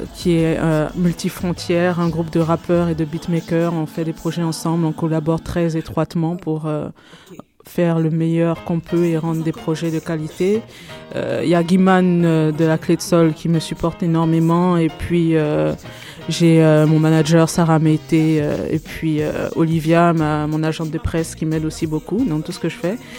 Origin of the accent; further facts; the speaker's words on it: Côte d’Ivoire; moved away as an adult; now in Canada; je suis née, j'ai grandi en Côte d'Ivoire, je suis arrivée au Canada il y a une dizaine d'années